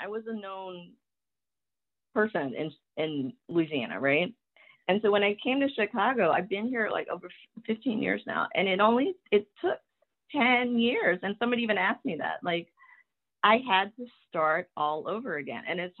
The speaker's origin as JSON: {"language": "English", "country": "Taiwan", "tie": "born there", "said": "when I tell people I was born in Taiwan, they're like, oh, well, you don't have an accent. I'm like, well, of course, I didn't learn English from my parents."}